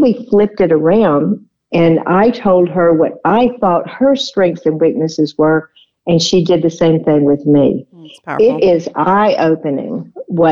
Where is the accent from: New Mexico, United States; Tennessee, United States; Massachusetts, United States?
Tennessee, United States; we're from Tennessee